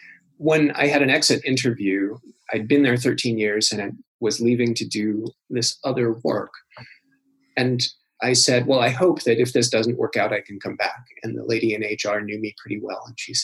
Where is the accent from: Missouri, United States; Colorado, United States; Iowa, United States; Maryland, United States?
Iowa, United States; also born or lived in Pacific Northwest / Belgrade / Ontario; But I'm really from the Midwest, from Iowa originally, and the Pacific Northwest, Oregon, Washington, and Idaho.